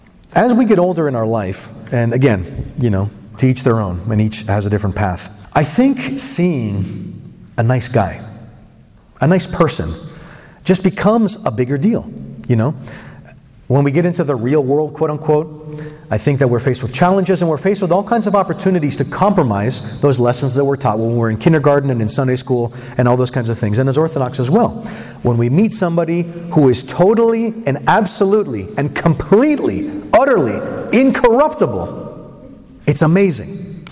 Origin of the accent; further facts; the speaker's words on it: West Coast, United States; moved away; I'm from the West Coast.